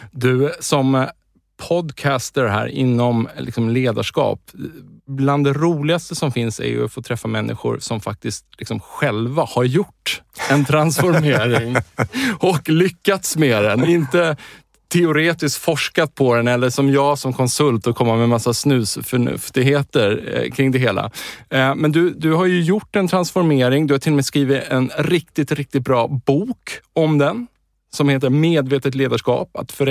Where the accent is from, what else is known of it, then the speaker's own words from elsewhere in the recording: Stockholm, Stockholm County, Sweden; also born or lived in Uppsala; Jag är född i Stockholm i Bromma. Jag är 59 år.